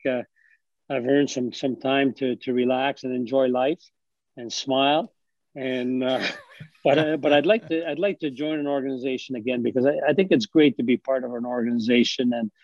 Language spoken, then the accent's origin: English; Ottawa, Ontario, Canada; it's my hometown